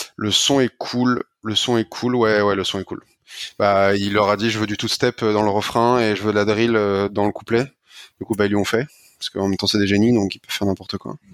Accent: France; je le dis en français parce que je suis un français

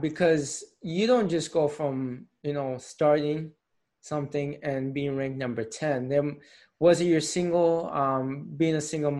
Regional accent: Tampa, Florida, United States; moved away as an adult; now in Philadelphia, United States; I was born and raised in Tampa, lived in Tampa all my life.

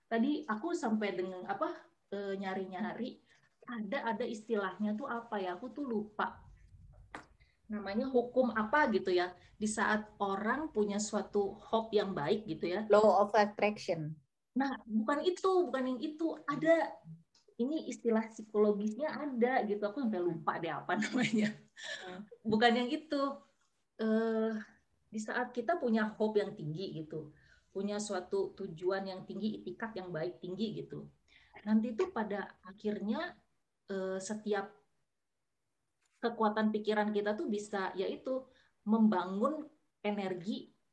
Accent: North Sumatra, Indonesia; ya aku orang Batak gitu

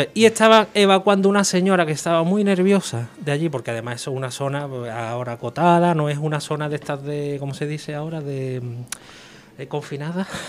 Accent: Seville, Andalusia, Spain

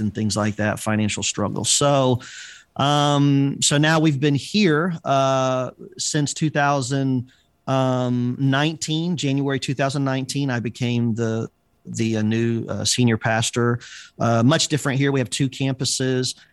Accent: Tampa, Florida, United States; moved away as an adult; now in Chicago, United States; I was pastoring in my hometown

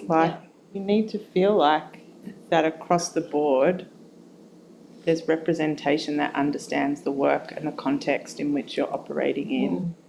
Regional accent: Melbourne, Victoria, Australia; moved away as an adult; now in Brisbane, Australia; So I'm originally from Melbourne, and I moved to Brisbane 10 years ago.

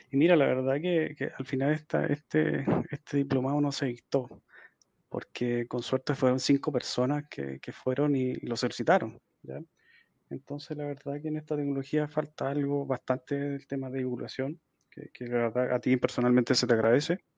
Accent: Santiago, Santiago Metropolitan Region, Chile; fui a alguna conferencia acá en Santiago, Chile. Estoy, estoy, soy de acá de Santiago.

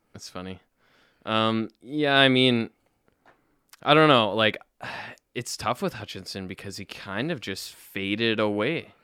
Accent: Winnipeg, Manitoba, Canada; That's my hometown. I was born in Winnipeg.

